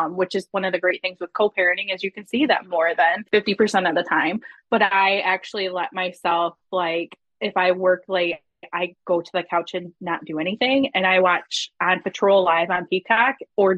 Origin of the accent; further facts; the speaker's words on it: Michigan, United States; I'm from Michigan